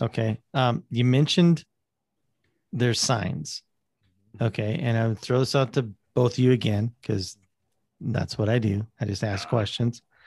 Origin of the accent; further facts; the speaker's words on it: South Dakota, United States; I grew up in South Dakota